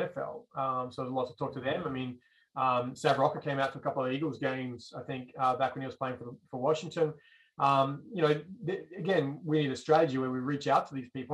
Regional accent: Australia; moved away as an adult; now in United States; growing up in Australia

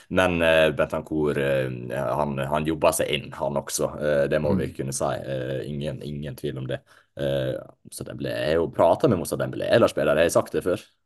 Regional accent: Ålesund, Møre og Romsdal, Norway; jeg er jo fra, eh, ikke så langt fra Ålesund, jeg er født i Ålesund

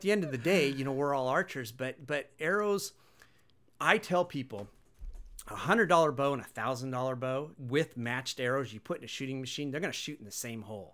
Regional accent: Wenatchee, Washington, United States; born and raised in Wenatchee

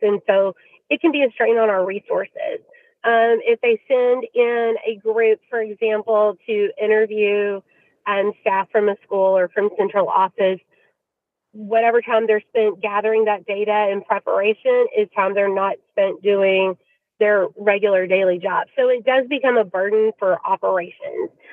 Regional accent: Louisville, Kentucky, United States; the district where my kids attend school um, and, and it's my hometown

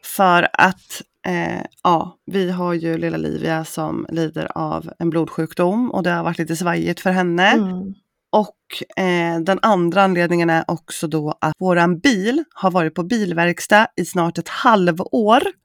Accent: Östergötland, Sweden; accent: Östgötska; nu tycker inte jag själv att jag pratar så himla brett östgötska

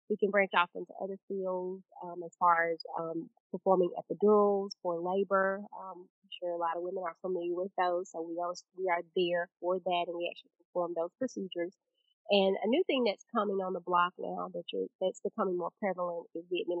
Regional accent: Prairie, Mississippi, United States; I'm originally from Prairie, Mississippi. Um, actually, a small town um, called Una is our community, um, but it's labeled as Prairie, Mississippi. Grew up there.

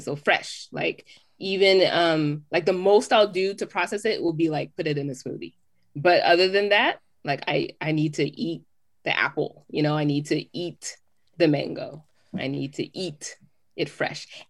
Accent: Southern California, United States; moved away as an adult; also born or lived in Jamaica; now in Atlanta, United States; growing up in Southern California

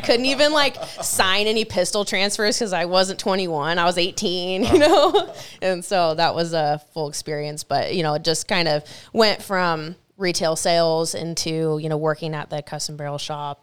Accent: Stanwood, Washington, United States; I'm here from Stanwood. I grew up by haven't really spent much time at all outside of Stanwood

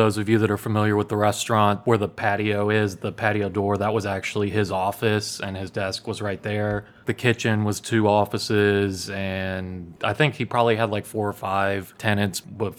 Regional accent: Memphis, Tennessee, United States; also born or lived in New York / Charleston, South Carolina; I'm from Memphis.

